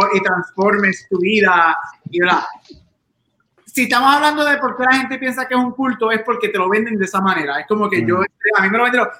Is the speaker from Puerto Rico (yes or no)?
yes; Aguadilla, Puerto Rico; somos de Aguadilla, somos del oeste